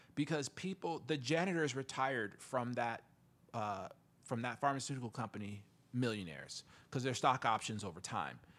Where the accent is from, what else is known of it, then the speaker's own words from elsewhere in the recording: South Bend, Indiana, United States; I'm from the Midwest, you know, South Bend, Indiana